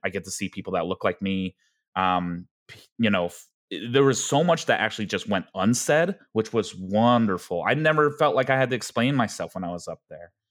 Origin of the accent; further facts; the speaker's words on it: Denver, Colorado, United States; also born or lived in Gwangju, South Korea; growing up in Denver, Colorado